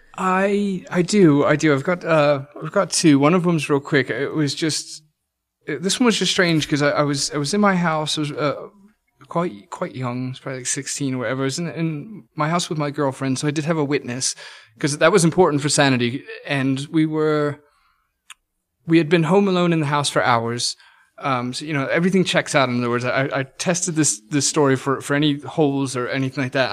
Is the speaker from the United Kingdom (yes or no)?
yes; England, United Kingdom; moved away; growing up in England